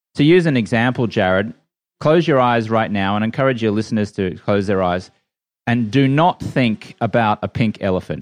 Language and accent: English; Brisbane, Queensland, Australia; moved away as an adult; also born or lived in London; now in United States; I grew up in Brisbane, Australia